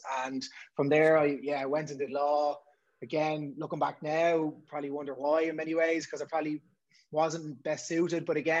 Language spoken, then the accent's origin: English; Dublin, Leinster, Ireland; But you say born and bred.